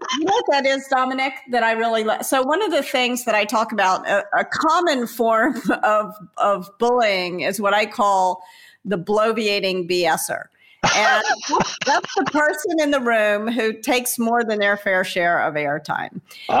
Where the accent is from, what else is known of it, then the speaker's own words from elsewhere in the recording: the South, United States; the reason why girls rankles when someone calls me a girl is that I was raised in the American South.